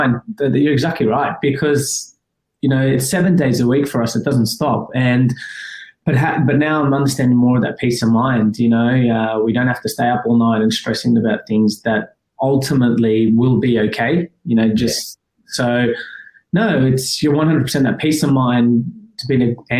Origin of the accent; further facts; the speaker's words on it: Afghanistan; born there; my background, I was born in Afghanistan, but, you know, that's the cultural element.